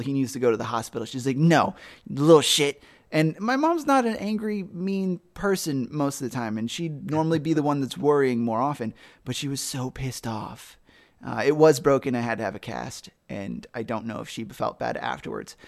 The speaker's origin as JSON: {"language": "English", "region": "South Carolina", "country": "United States", "moved": "yes", "lives_now": "Ohio, United States", "said": "I'm from South Carolina"}